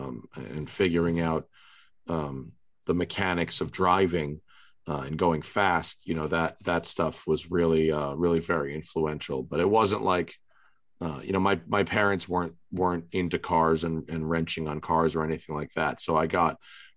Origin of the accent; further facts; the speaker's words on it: Westchester County, New York, United States; moved away as an adult; also born or lived in New Jersey / Atlanta / Philadelphia; now in California, United States; I grew up in Westchester County, New York